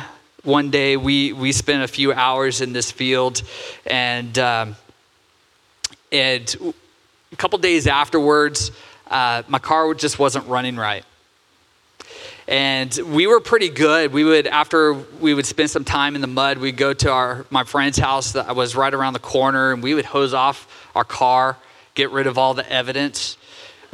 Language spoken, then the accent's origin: English; Santa Cruz, California, United States; now in Oregon, United States; Growing up, I grew up in Santa Cruz, California.